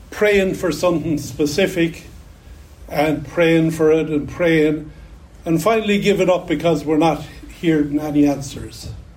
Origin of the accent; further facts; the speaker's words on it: Ireland; accent: Irish; now in United States; I grew up in Ireland in the 1960s.